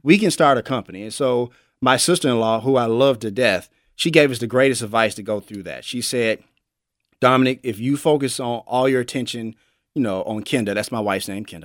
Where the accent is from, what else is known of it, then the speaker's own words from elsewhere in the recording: Memphis, Tennessee, United States; I'm born and raised in Memphis, Tennessee. I'm a, I'm a native